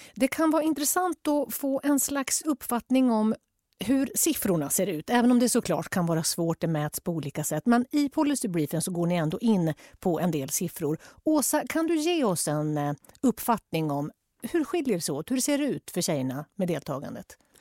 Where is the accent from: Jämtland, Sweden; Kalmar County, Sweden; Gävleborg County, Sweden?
Jämtland, Sweden; jag växte upp i Jämtland